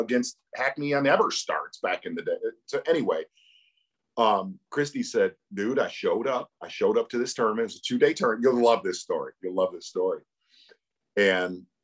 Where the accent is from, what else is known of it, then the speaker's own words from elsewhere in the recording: Chicago, Illinois, United States; moved away; also born or lived in Michigan; Growing up in Chicago and then moving to Michigan